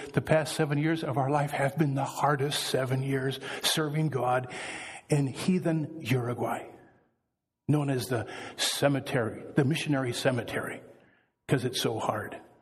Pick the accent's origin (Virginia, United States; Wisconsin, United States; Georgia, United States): Wisconsin, United States; I am from Wisconsin, so I can talk about us Wisconsinites.